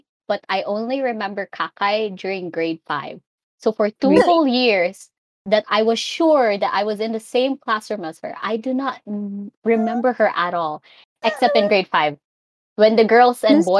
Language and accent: English; Cebu, Central Visayas, Philippines; I am from the wonderful Queen City of the South of the Philippines, Cebu.